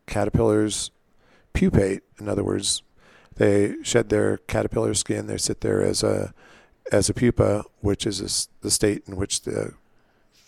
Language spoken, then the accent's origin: English; Southern California, United States; also born or lived in Nebraska; now in Palisade, United States; we moved to Southern California.